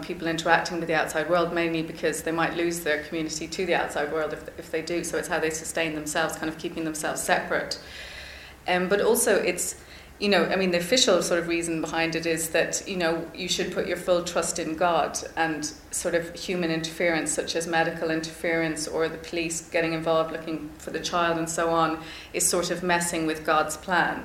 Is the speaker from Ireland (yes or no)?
yes; Ireland; I would have had as like raised as an Irish person.